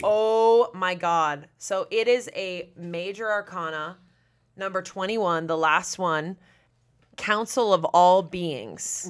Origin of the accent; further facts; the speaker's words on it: Massachusetts, United States; I'm from, I'm from Massachusetts, very close to Salem. Like, I grew up in spooky Massachusetts with, like, fog over the ocean